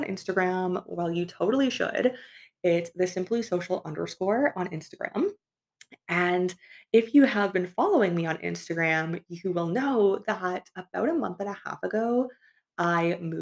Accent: Canada; moved away as an adult; it was in my hometown where I grew up. My aspirations was always to move to Toronto, which was about 2 hours away

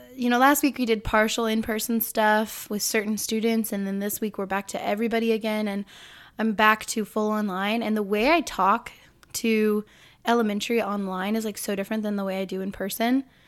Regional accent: Illinois, United States; I was born in Illinois

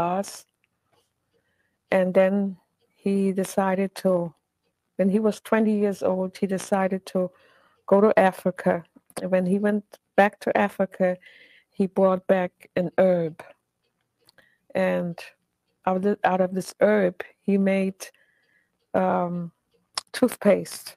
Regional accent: Hamburg, Germany; English is a second language; moved away; I was born in Hamburg, Germany in 1925

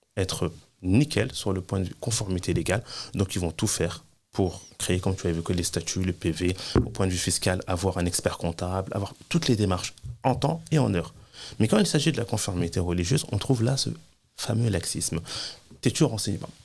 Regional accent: France; moved away as an adult; Je suis né en France, j'ai grandi en France, j'ai étudié en France, j'ai travaillé en France

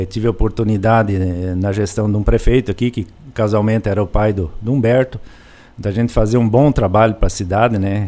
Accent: Enéas Marques, Paraná, Brazil; a história nossa eh, começou em Enéas Marques, foi é onde eu nasci

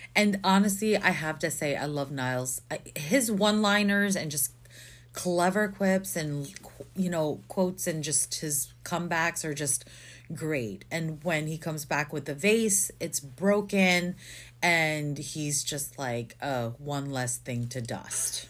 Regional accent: Philippines; moved away; I grew up in the Philippines for most of my life, and I've been here forever

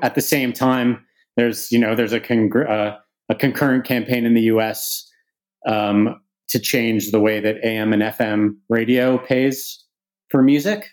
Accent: Canada; now in United Kingdom; As a Canadian who lives in the UK but whose business is primarily in the US

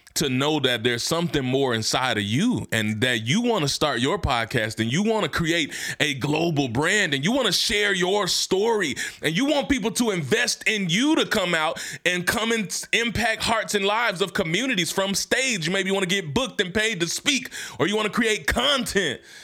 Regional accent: Hernando, Mississippi, United States; moved away; where I'm from in my hometown, Hernando, Mississippi.

